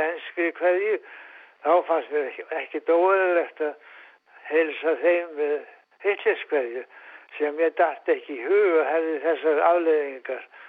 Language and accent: Icelandic; Reyðarfjörður, Eastern Region, Iceland; er hættur og reyðað fyrir því 1926